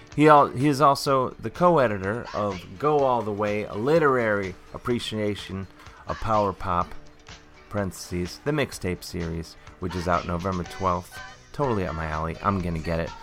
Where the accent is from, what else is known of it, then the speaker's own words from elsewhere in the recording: Cleveland, Ohio, United States; when I was a kid growing up on the mean streets of suburban Cleveland, Ohio